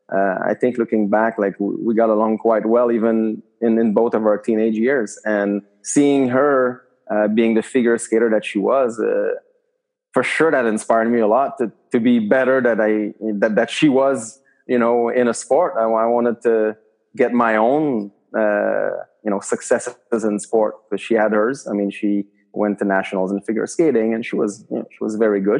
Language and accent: English; Quebec City, Quebec, Canada; I was from Quebec City